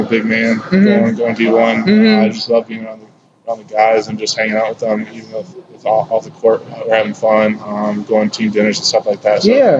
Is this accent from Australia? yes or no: no; Grand Rapids, Michigan, United States; And growing up, I'm originally from Grand Rapids, Michigan.